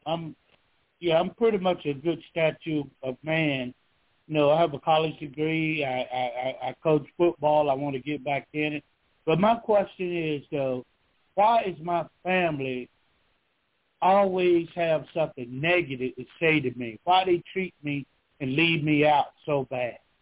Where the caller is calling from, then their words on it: Georgia, United States; I'm calling from Georgia